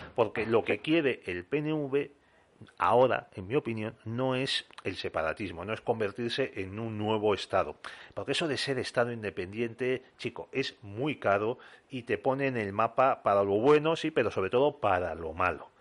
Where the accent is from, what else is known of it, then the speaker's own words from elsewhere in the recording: Bilbao, Basque Country, Spain; yo que soy de Bilbao